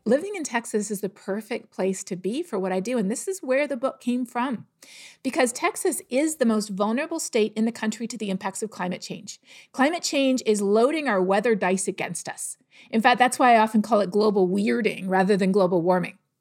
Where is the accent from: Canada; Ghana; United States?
Canada; I'm from Canada.